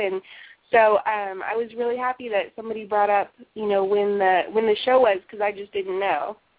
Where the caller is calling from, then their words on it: Washington, District of Columbia, United States; I'm calling from Washington, D.C.